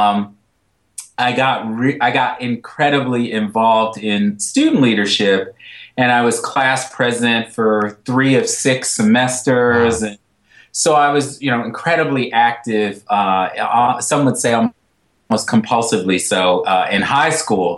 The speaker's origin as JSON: {"language": "English", "town": "Los Angeles", "region": "California", "country": "United States", "tie": "born or raised there", "moved": "yes", "said": "I grew up in Los Angeles"}